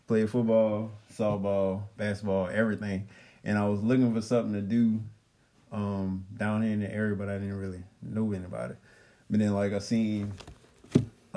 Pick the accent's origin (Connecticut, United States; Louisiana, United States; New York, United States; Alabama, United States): Louisiana, United States; New Orleans; also born or lived in Lafayette, Louisiana; I'm from New Orleans. I graduated from Shaw